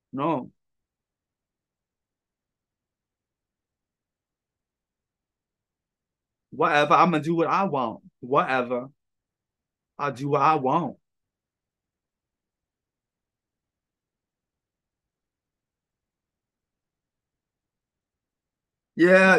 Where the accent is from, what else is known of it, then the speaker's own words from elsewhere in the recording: New York, United States; I'm from New York